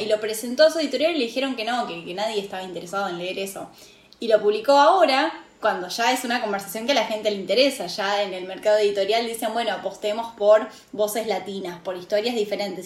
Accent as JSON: {"language": "Spanish", "country": "Argentina", "said": "de donde vengo, la comunidad mapuche, que es una comunidad indígena de Argentina, está muy presente"}